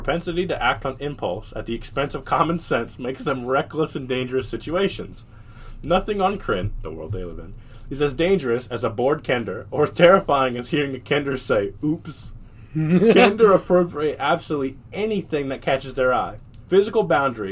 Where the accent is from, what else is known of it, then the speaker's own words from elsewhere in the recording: the South, United States; I was born in the South